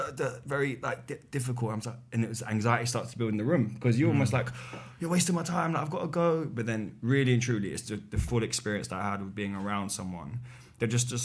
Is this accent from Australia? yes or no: no; Poplar, London, United Kingdom; Poplar, East London.